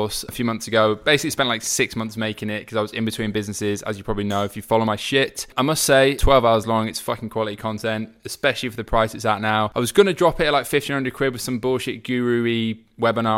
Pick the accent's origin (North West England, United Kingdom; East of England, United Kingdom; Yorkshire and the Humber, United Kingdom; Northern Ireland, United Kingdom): Yorkshire and the Humber, United Kingdom; York; moved away; York, which is where I'm from